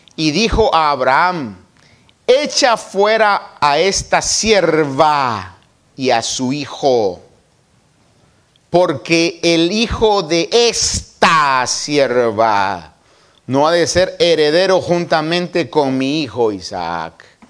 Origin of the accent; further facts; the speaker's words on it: Guatemala; De donde yo nací, las buenas chapinas dirían, puchi cabra